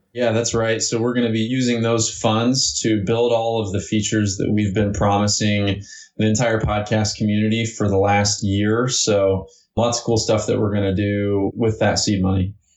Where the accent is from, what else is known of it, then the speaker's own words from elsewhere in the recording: Evansville, Indiana, United States; also born or lived in Florida; I grew up right here in Indiana, um, actually in southern Indiana, in a town called Evansville